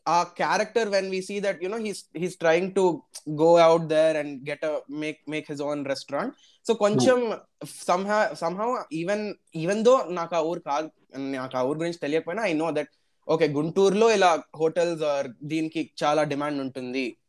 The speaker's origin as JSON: {"language": "Telugu", "town": "Hyderabad", "region": "Telangana", "country": "India", "said": "నేను నాది హైదరాబాద్"}